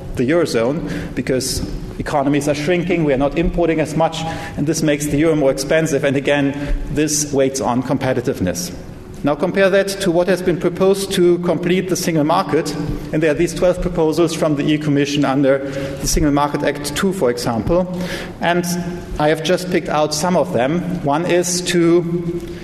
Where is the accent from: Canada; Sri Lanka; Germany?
Germany; the country where I come from Germany